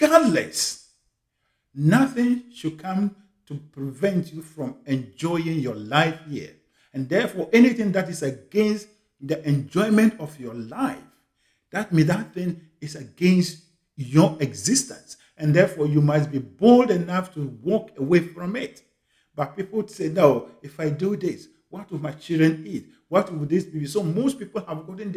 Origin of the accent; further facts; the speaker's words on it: Ghana; moved away as an adult; also born or lived in United Kingdom; now in Canada; I was born in Ghana in a village called Akenium, in one of the remotest parts in Ghana.